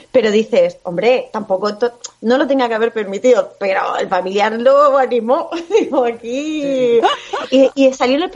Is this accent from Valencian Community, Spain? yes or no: yes; Guardamar del Segura, Valencian Community, Spain; ¿Sabéis qué pasó aquí en Guardamar, en mi pueblo?